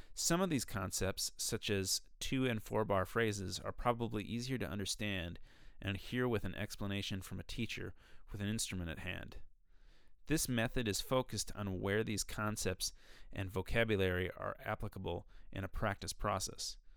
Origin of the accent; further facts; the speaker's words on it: Minnesota, United States; I'm from Minnesota